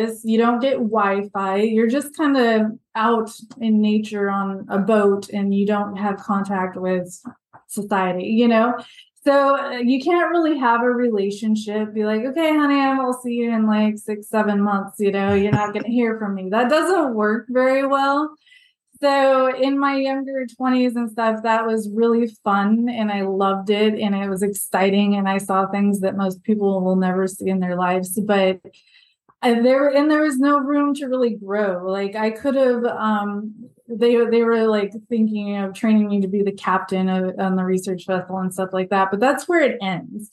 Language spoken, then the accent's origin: English; Alaska, United States; I am from Alaska, is how I always start it. I grew up on a really, really remote island in Alaska.